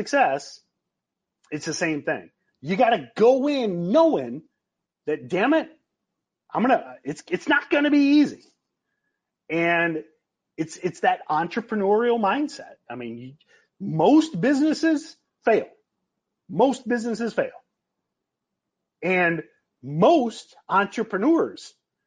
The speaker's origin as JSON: {"language": "English", "region": "Michigan", "country": "United States", "tie": "born or raised there", "said": "I grew up in Michigan."}